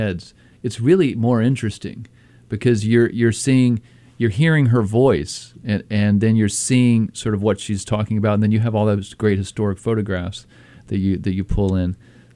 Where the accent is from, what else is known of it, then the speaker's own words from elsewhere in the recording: Florida, United States; now in Cambridge/Somerville area, United States; I grew up in Florida and I was in the ocean almost every day.